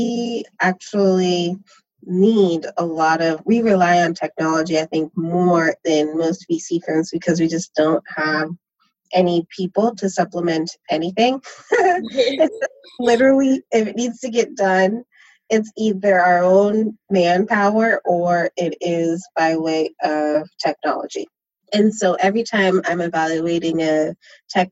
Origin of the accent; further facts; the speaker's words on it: San Diego, California, United States; moved away as an adult; also born or lived in New York; now in Berkeley, United States; I'm from San Diego, and I work in San Francisco, and I live in Berkeley